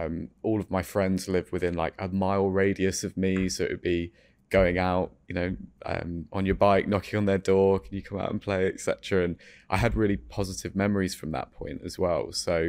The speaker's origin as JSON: {"language": "English", "country": "France", "tie": "born or raised there", "said": "So I grew up in France, and I don't really have many memories, if I'm honest, from that time, but I was very happy."}